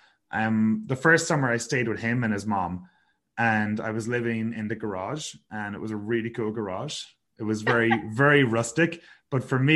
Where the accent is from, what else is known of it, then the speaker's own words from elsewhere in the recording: west of Ireland, Ireland; my hometown in the west of Ireland.